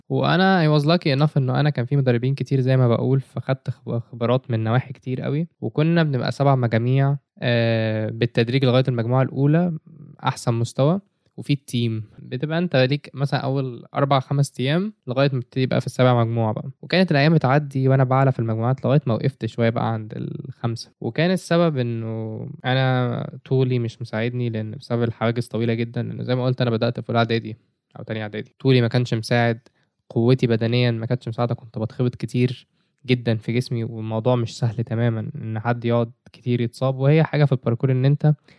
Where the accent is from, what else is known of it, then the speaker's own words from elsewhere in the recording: Egypt; عندنا في مصر في branches كتير. كان في منهم branch جنبي، جيزة